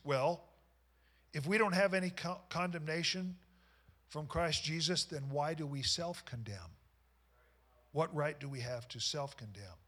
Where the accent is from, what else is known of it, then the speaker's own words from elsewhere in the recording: Knoxville, Iowa, United States; I grew up in Knoxville, Iowa, and these were guys that I went to school with.